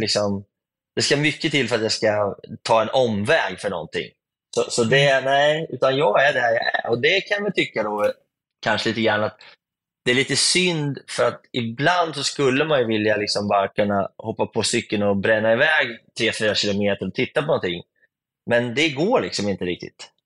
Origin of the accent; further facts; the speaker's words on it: Sweden; hemma i Sverige